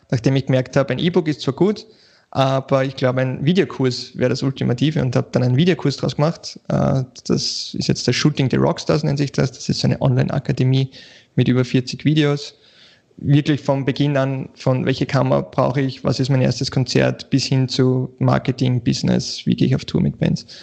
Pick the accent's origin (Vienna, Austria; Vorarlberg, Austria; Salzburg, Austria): Vienna, Austria; ja, ich bin aus Wien, äh